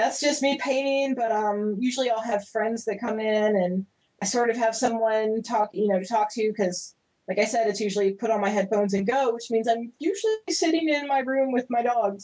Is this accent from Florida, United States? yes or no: yes; Pensacola, Florida, United States; accent: Southern; moved away; you can hear my Southern accent coming through.